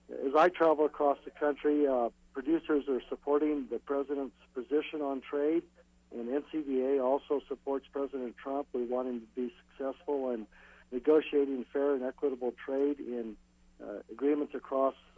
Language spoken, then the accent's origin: English; California, United States; my home state of California